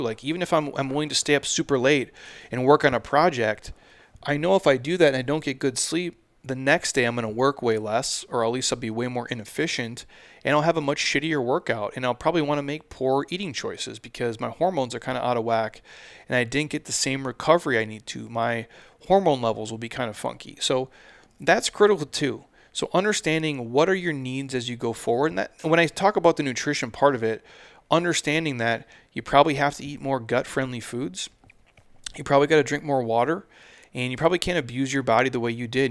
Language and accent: English; Midwest, United States; I'm from the Midwest